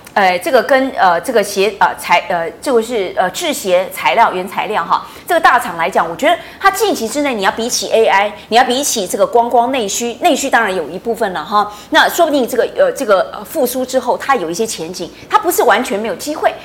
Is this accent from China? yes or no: no; Taiwan; 我们台湾人